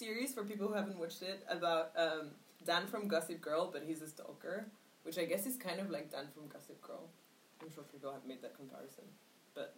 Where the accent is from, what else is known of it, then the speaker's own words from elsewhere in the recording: Paris, Île-de-France, France; now in London, United Kingdom; I grew up in Paris